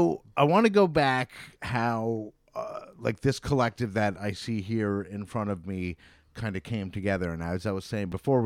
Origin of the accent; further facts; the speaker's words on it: Vermont, United States; also born or lived in Troy, New York; now in Saratoga, United States; I'm from Vermont originally, but 20 something years ago, or maybe 20 years ago, I moved to Troy, and I lived in Troy for like 10 or so years before moving to Saratoga